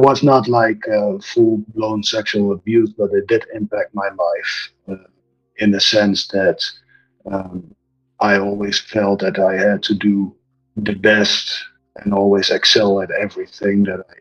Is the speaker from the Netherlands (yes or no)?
yes; Netherlands; moved away as an adult; now in Mexico; I'm originally from the Netherlands and immigrated to Mexico when I was around 19 years old.